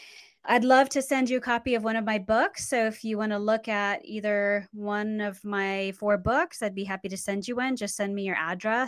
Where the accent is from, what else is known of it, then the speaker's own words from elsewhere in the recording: Central Luzon, Philippines; born there; Well, I was born in the Philippines on Clark Air Force Base. My dad was an airman and my mom was Filipino woman.